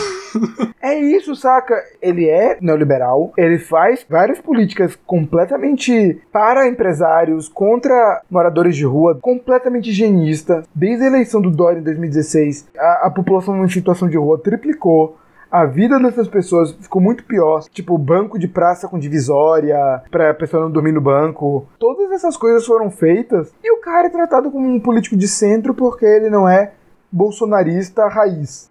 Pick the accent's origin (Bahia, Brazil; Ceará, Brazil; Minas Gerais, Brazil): Bahia, Brazil; Salvador; nós somos de Salvador, uma cidade que não teve segundo turno